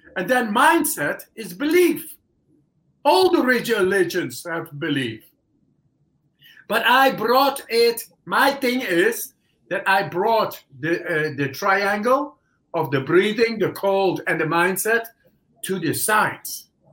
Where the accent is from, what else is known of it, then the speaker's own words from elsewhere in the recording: Netherlands; English is a second language; moved away as an adult; now in Poland; I come from the Netherlands